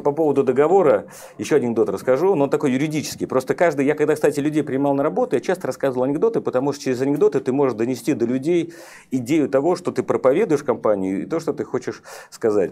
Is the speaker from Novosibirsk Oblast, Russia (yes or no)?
no; Saint Petersburg, Russia; Я вырос на Петроградке, а Петроградка – это коммунальные квартиры